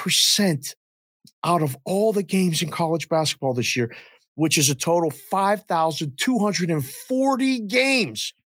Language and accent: English; Pittsburgh, Pennsylvania, United States; I'm from Pittsburgh. It's nighttime in Pittsburgh behind me